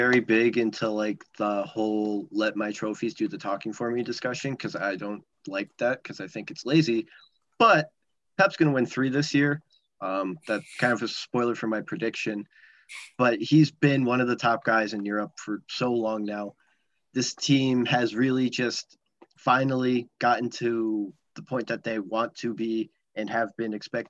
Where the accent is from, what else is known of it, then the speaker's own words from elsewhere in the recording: United States; as an American